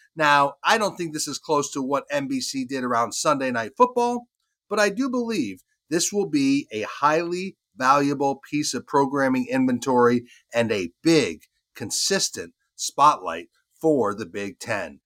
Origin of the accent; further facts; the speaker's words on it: Vermont, United States; my home state of Vermont